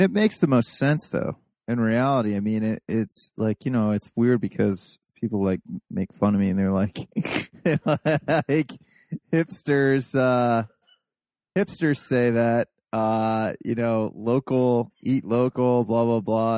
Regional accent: Appalachia, United States; I'm a fucking hillbilly. Like I could say I'm Appalachian, whatever. I'm a hillbilly

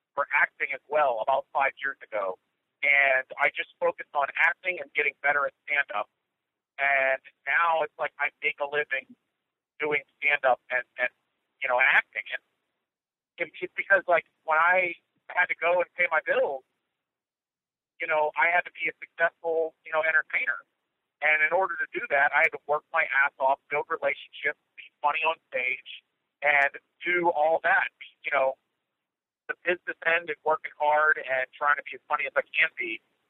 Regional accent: Pittsburgh, Pennsylvania, United States; I'm from Pittsburgh

